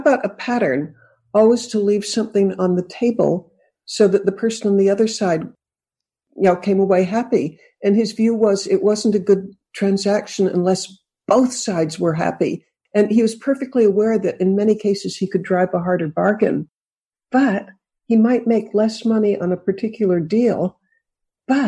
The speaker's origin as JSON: {"language": "English", "town": "Boston", "region": "Massachusetts", "country": "United States", "tie": "born or raised there", "also_born_or_lived": "California", "moved": "yes", "said": "I grew up in Boston."}